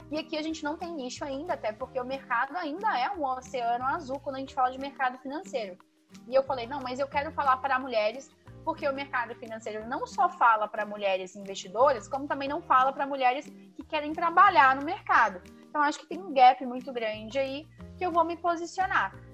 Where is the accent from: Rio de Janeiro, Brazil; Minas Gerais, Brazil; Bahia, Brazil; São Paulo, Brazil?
Rio de Janeiro, Brazil; Eu que vim do Rio de pra cá, senti muito isso.